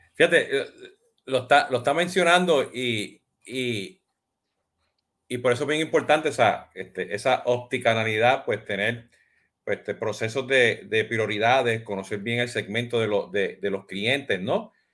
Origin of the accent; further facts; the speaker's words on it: Puerto Rico; como buen puertorriqueño